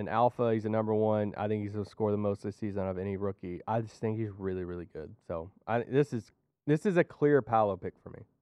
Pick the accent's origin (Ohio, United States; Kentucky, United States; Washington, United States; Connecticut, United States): Kentucky, United States; I'm from Kentucky